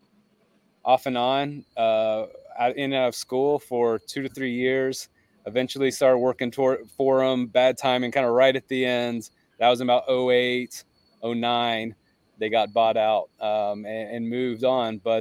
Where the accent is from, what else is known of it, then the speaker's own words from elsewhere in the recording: Nashville, Tennessee, United States; I grew up in Nashville